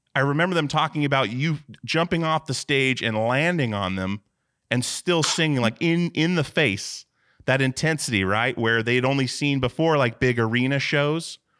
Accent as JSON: {"language": "English", "region": "Alaska", "country": "United States", "moved": "yes", "lives_now": "Portland, United States", "said": "I'm from Alaska myself, and, uh, moved to Portland in two thousand, but we, we moved maybe three times as a, as a child"}